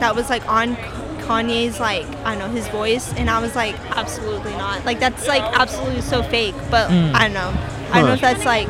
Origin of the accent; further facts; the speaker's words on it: Denton, Texas, United States; I'm from Denton